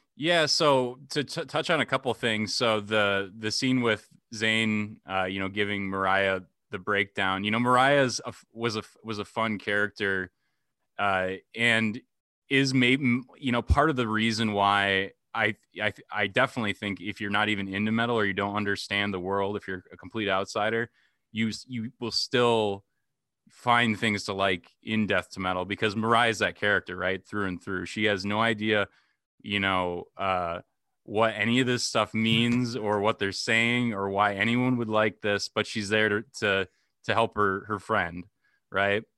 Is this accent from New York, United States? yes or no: no; Dubuque, Iowa, United States; here in my hometown, Dubuque, Iowa, like, every Sunday throughout, throughout high school